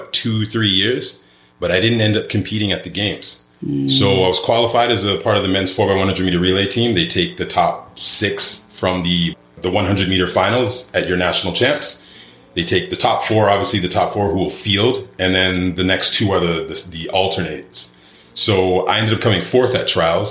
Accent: Toronto, Ontario, Canada; moved away as an adult; also born or lived in Carbondale, Illinois / Miami; now in Mexico; Born and raised in Toronto, Ontario, Canada

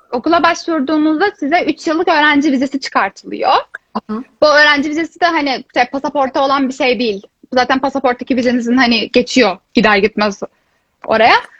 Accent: İzmir, Turkey; moved away as an adult; now in Tilburg, Netherlands

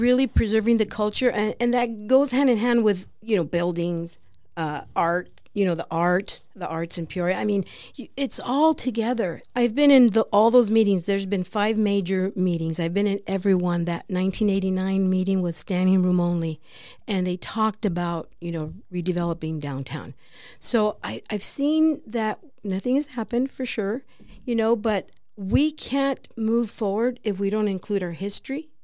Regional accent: Peoria, Arizona, United States; I grew up in Varney Track

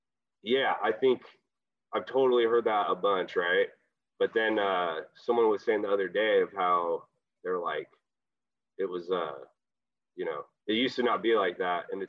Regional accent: Kent, Washington, United States; also born or lived in Seattle, Washington / Tacoma, Washington; I was born in like Kent, Federal Way

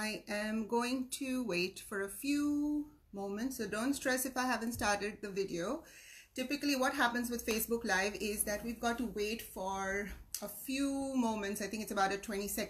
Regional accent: Mumbai, Maharashtra, India; now in Sydney, Australia; I'm originally from Mumbai, India, and I've been in Sydney, Australia for the last 25 years

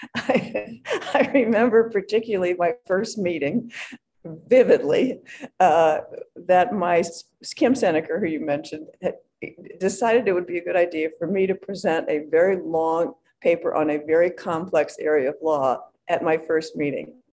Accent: Hinsdale, Illinois, United States; moved away; also born or lived in Philadelphia, Pennsylvania / Stanford, California; I was born in Philadelphia. Actually, uh, I moved to Chicago or Hinsdale um, in the fourth grade. So really, that's where I grew up

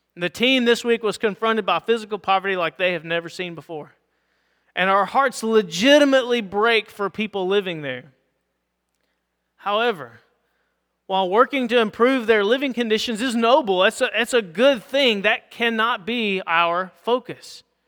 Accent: United States; as English-speaking white Americans

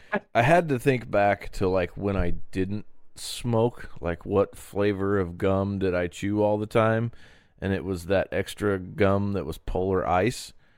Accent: Terre Haute, Indiana, United States; been here my whole life, and this is my town

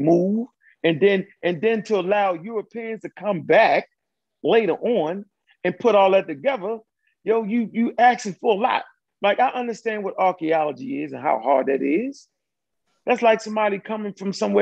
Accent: Baltimore, Maryland, United States; moved away as an adult; also born or lived in Georgia; I'm born and raised in Baltimore, Maryland

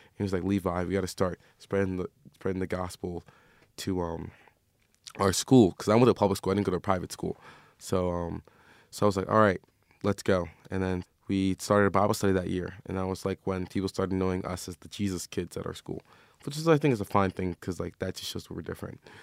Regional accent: Maryland, United States; now in Phoenix, United States; I'm from Maryland.

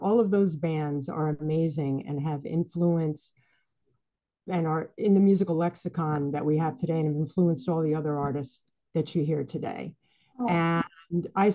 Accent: New York City, New York, United States; also born or lived in Boston; I am from the Bronx originally. So is my sister. And I've lived in New York City, went to school in New York City my whole life, other than a stint in Boston

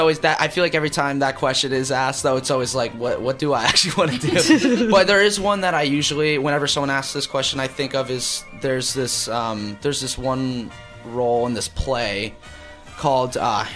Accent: New Jersey, United States; moved away as an adult; also born or lived in Connecticut; I'm from New Jersey originally.

